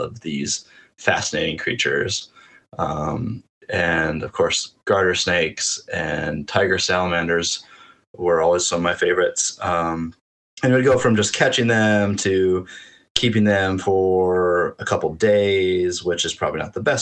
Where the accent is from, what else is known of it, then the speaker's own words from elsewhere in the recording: North Dakota, United States; I grew up in North Dakota, but spent a lot of my summers in Minnesota at my aunt's lake cabin